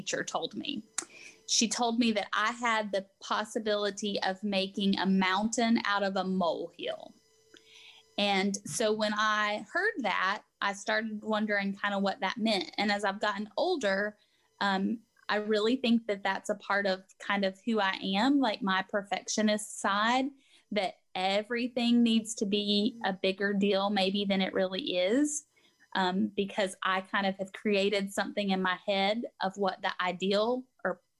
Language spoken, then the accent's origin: English; Cullowhee, North Carolina, United States; also born or lived in Shelby, North Carolina; now in Gastonia, United States; I was raised in Cullowhee, North Carolina, up in the mountains, but have been here in Gastonia for 8 years now